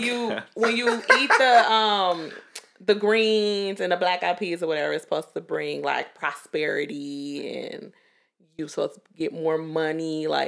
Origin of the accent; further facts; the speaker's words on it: Mississippi, United States; I'm from Mississippi